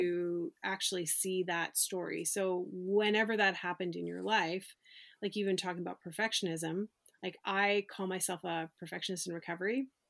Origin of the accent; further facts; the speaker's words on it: Canada; when I was growing up bowling in Canada, 'cause I'm from Canada